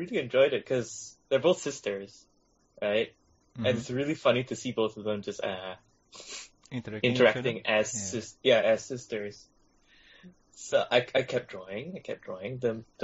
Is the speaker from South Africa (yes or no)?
no; Malaysia; I am also Malaysian, just like Norman